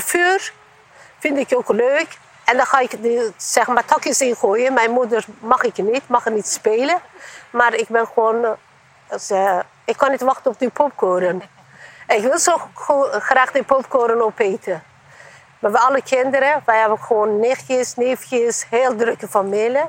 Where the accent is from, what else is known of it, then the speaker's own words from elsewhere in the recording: Eastern Anatolia, Turkey; Dutch is a second language; now in Netherlands; Ik kom uit de Oost-Turkije. En wij hebben, toen ik klein waren, wij hebben grote gezinnen.